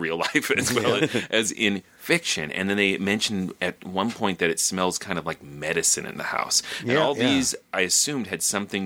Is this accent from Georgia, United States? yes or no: no; Minnesota, United States; I'm Minnesotan